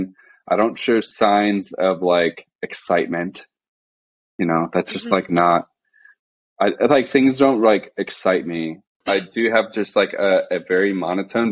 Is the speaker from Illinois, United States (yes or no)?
yes; Illinois, United States; So I'm from Illinois. I'm not from Florida.